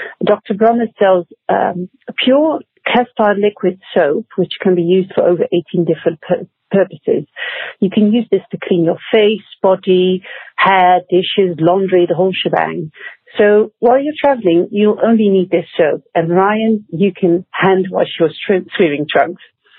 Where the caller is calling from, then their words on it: Netherlands; I'm calling from the Netherlands.